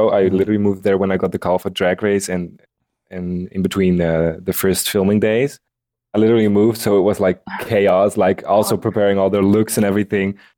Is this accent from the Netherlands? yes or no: yes; Tilburg, North Brabant, Netherlands; But I told oh. them that I was from Tilburg and that I moved here and blah blah.